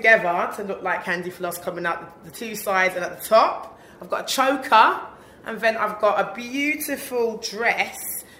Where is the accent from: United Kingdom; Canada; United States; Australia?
United Kingdom; Birmingham, West Midlands; I've been in London the past 3 years, so to be in my hometown, I'm like, come on. Like, rep Brum all day.